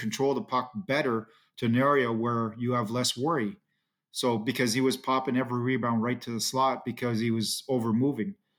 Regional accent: Ottawa, Ontario, Canada; growing up in Ottawa, it's always, um, you know, it's always nice to be at home

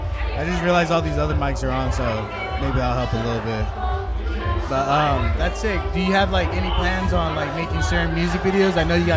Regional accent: Watsonville, California, United States; moved away; Shout out to Santa Cruz. That's originally where I'm from, like Watsonville.

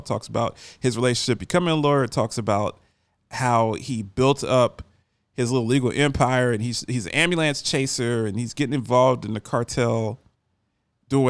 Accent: Baltimore, Maryland, United States; I grew up in Baltimore

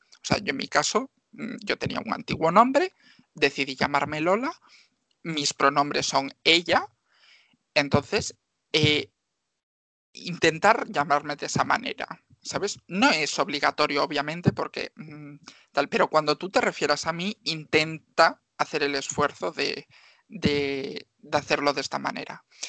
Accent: Marín, Galicia, Spain; yo soy una chica de Marín, que tengo 24 años

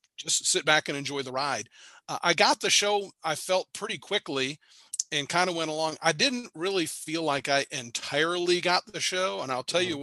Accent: Marietta, Georgia, United States; now in Cartersville, United States; I grew up in Marietta, which is a little bit south of where I am

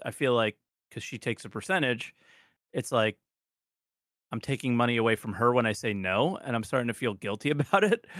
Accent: United States; being an American

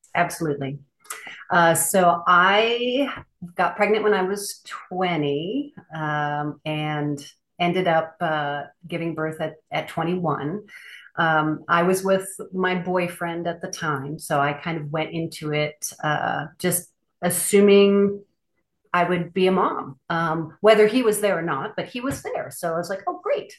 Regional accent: Minnesota, United States; now in Denali, Alaska, United States; I currently live in Denali, Alaska. So very remote Alaska. I'm originally from Minnesota

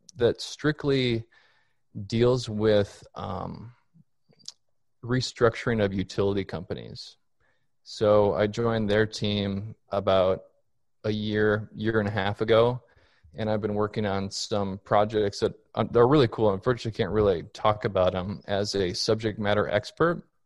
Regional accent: Minneapolis, Minnesota, United States; moved away as an adult; also born or lived in Colorado Springs, Colorado; now in Fort Worth, United States; I'm originally from Minneapolis, Minnesota

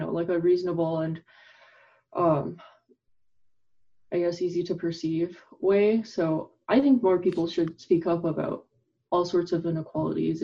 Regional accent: Canada; who's Chinese, I grew up in Canada

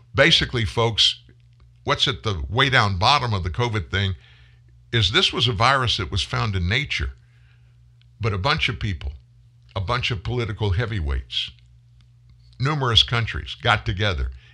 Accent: South Louisiana, United States; also born or lived in Pasadena, Texas / Houston, Texas; My family lived in Houston before we moved to South Louisiana when I was four, been in Louisiana ever since

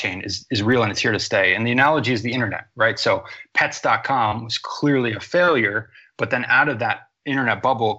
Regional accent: United States; also born or lived in Boston, Massachusetts; I grew up in America

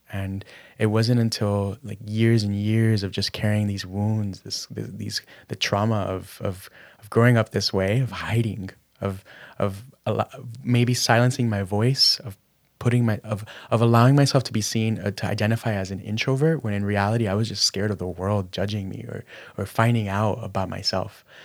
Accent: Miami, Florida, United States; growing up in Miami, my parents were immigrants from Managua, Nicaragua

